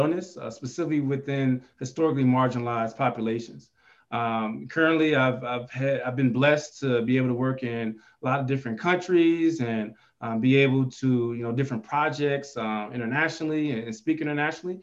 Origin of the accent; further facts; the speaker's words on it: Chicago, Illinois, United States; now in Albuquerque, United States; I'm originally from the Chicagoland area